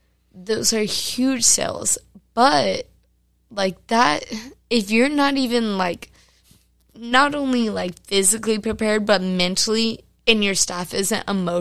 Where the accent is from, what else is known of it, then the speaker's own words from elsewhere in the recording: Fort Worth, Texas, United States; also born or lived in Saginaw, Texas; Born and raised Fort Worth.